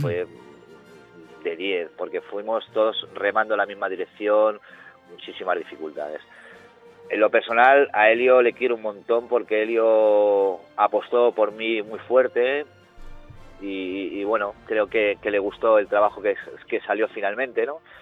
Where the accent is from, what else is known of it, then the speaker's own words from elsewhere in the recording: Madrid, Community of Madrid, Spain; moved away as an adult; also born or lived in Granada / Alicante; now in Las Palmas, Spain; soy madrileño.